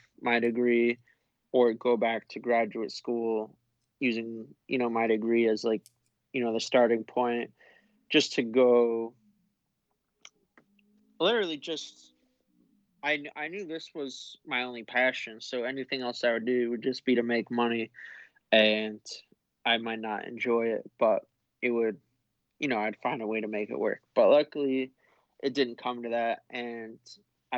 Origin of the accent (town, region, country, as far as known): Connecticut, United States